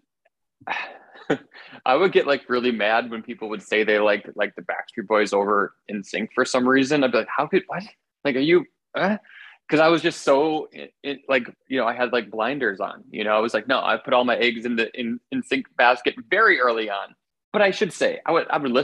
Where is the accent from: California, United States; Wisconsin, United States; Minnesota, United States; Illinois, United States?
Wisconsin, United States; Milwaukee; now in New York City, United States; I grew up in Milwaukee